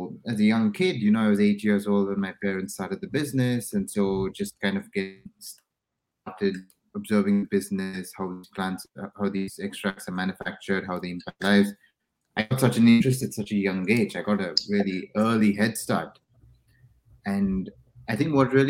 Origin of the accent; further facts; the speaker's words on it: India; moved away; so I'm originally from India